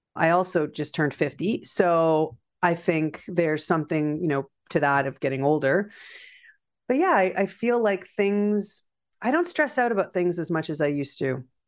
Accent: Canada; also born or lived in Prince Edward County, Ontario; I, I'm Canadian

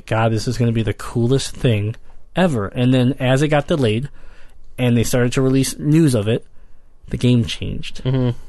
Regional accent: Michigan, United States; I'm from Michigan

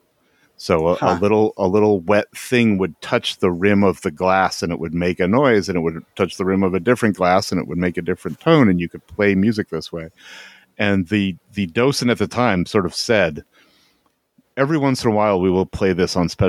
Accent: Owego, New York, United States; I grew up, my hometown is Owego, New York

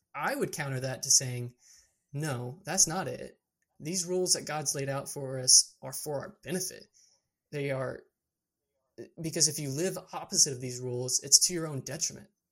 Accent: Georgetown, Texas, United States; also born or lived in Amarillo, Texas; my hometown is Georgetown, Texas, which is in the hill country

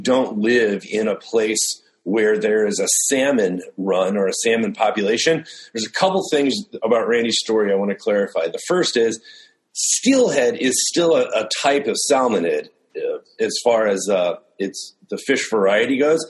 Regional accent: outside Chicago, Illinois, United States; moved away; also born or lived in Saskatchewan, Canada; I grew up in outside Chicago and then in Saskatchewan

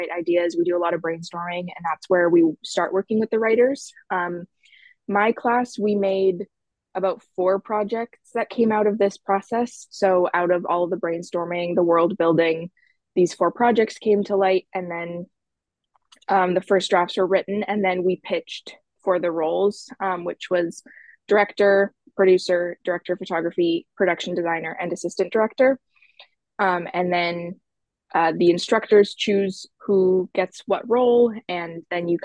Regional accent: Edmonton, Alberta, Canada; moved away; Originally, I'm from Edmonton, Alberta, and I moved for school

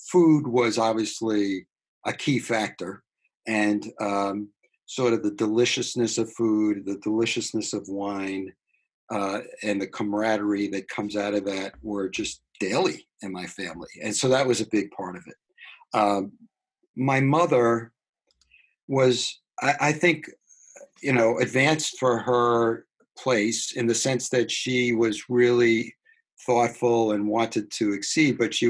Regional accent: New York City, New York, United States; also born or lived in Long Island, New York / Boston; Growing up in New York. At what part of New York? Brooklyn initially.

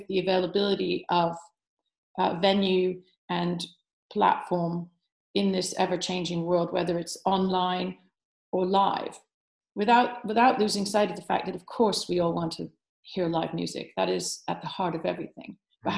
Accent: United States; now in United Kingdom; being American born

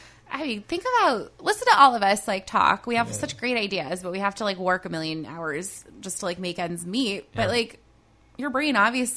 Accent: Upper Main Line, Pennsylvania, United States; moved away; I'm from the Upper Main Line in Pennsylvania, which is like the worst place.

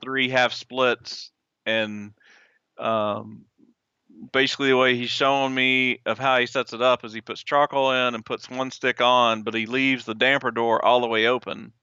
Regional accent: Southeast Arkansas, United States; I was born and raised in Arkansas, in Southeast Arkansas

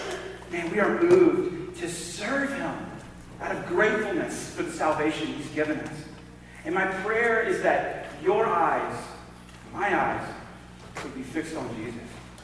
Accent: the South, United States; accent: southern; I don't know if it was because I still hadn't lost my southern accent at the time

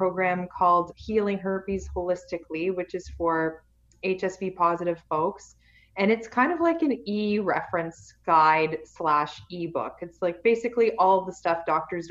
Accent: Canada; I'm Canadian

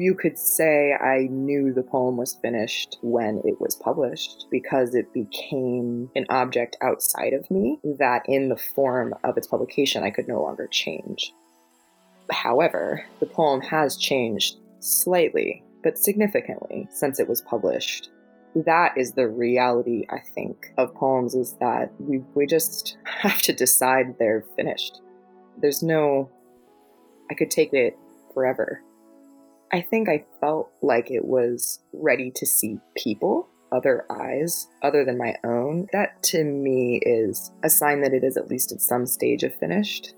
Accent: Florida, United States; moved away; I'm from Florida, born and raised, and lived there for most of my life

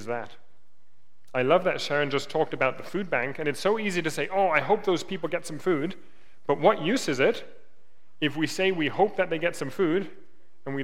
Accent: Germany; moved away; I grew up in Germany

